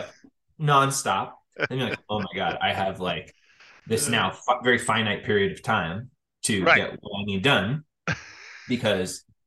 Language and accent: English; Phoenix, Arizona, United States; born or raised there; moved away as an adult; also born or lived in Casper, Wyoming; now in Boulder, United States